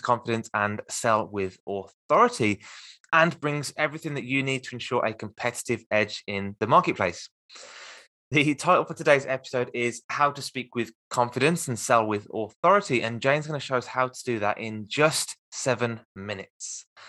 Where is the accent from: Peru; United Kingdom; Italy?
United Kingdom; Birmingham, West Midlands; accent: Midlands; I'm in Birmingham in the UK, and I've got a very strong Midlands accent